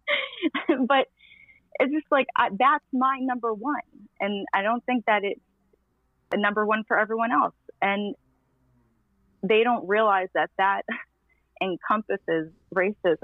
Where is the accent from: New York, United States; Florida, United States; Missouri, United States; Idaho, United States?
New York, United States; New York City; now in Tennessee, United States; I grew up in Queens